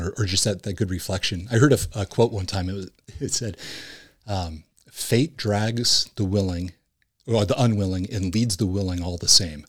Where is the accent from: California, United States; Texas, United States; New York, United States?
California, United States; Huntington Beach; Originally, I'm from Huntington Beach, California